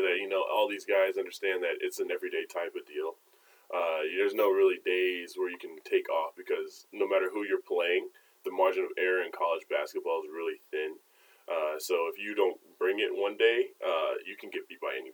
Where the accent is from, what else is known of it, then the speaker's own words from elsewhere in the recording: Colorado, United States; moved away as an adult; now in North Carolina, United States; I grew up in Colorado, went to school in Colorado